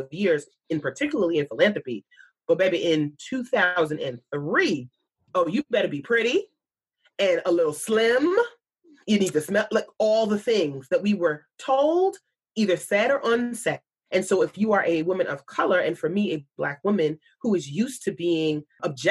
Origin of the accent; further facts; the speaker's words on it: New York, United States; a New Yorker